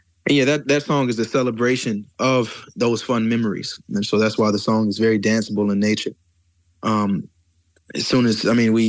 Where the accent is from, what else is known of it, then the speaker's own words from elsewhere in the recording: the South, United States; I grew up in the South, so I grew up around, I'm sorry about that. I grew up with a certain type of soul and blues